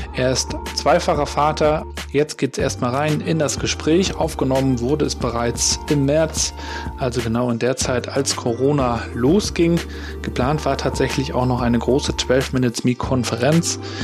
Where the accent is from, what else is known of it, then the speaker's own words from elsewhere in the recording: Rostock, Mecklenburg-Vorpommern, Germany; also born or lived in Hamburg; wie ich gebürtiger Rostocker